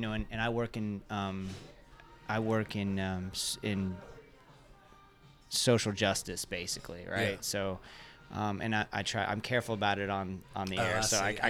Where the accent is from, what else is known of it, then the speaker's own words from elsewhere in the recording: United States; also born or lived in Kentucky / Central Florida; I grew up in Kentucky and Central Florida.